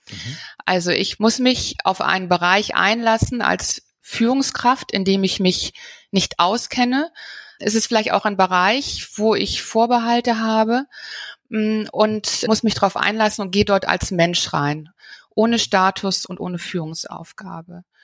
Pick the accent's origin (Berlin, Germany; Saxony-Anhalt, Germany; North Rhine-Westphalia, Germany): North Rhine-Westphalia, Germany; Bonn; Ja, also ich bin, bin selber groß geworden in Bonn und dort in der mhm. Bankenwelt.